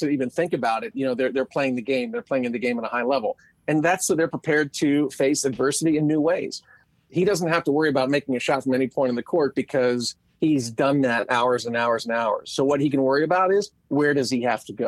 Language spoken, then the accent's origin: English; outside of Philadelphia, Pennsylvania, United States; I grew up outside of Philadelphia